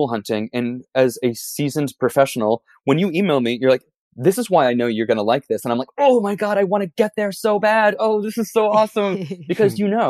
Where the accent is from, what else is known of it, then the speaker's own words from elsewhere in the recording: New York City, New York, United States; also born or lived in East Village, New York City / Brooklyn; as a New Yorker